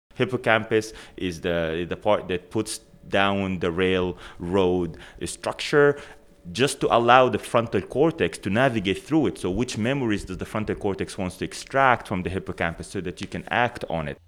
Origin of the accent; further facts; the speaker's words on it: Sudan; moved away as an adult; now in Canada; I come from Sudan originally. That's where I did my undergraduate degree at the University of, uh, Khartoum